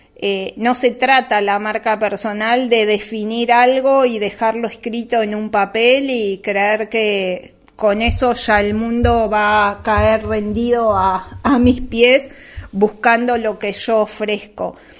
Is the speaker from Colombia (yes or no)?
no; Uruguay; en Uruguay, donde yo nací y, y me crié y vivo